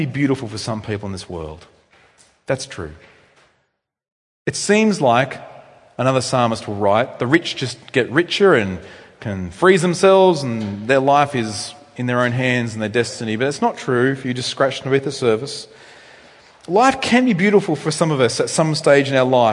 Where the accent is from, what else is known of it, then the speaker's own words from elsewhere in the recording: Australia; I'm an Australian male